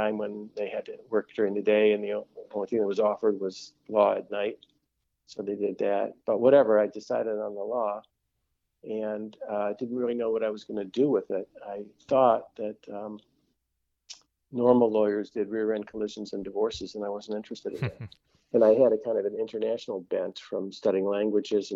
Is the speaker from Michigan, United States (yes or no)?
yes; Detroit, Michigan, United States; also born or lived in Oak Park, Michigan; I was born in Detroit. I grew up until high school in Northwest Detroit, then moved to Oak Park, graduated high school from Oak Park